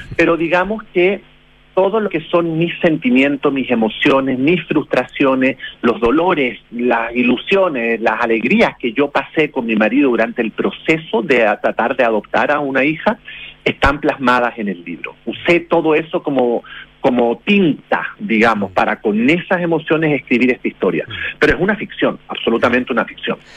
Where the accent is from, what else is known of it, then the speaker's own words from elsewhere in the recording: Chile; now in Florida, United States; como chilenos